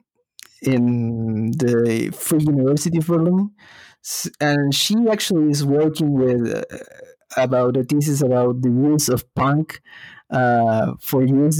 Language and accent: English; Peru; moved away; growing up in Peru